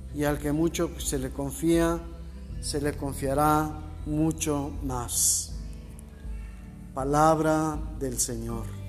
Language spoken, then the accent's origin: Spanish; Mexico; nosotros como mexicanos